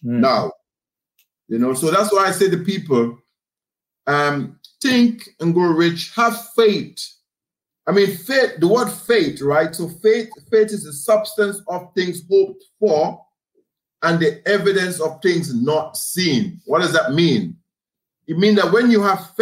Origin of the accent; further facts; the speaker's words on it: Grenada; growing up in the Caribbean, we had a community extended spirit